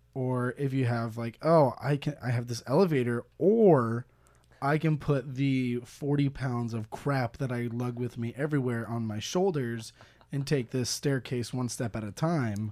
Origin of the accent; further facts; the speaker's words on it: United States; I'm from America.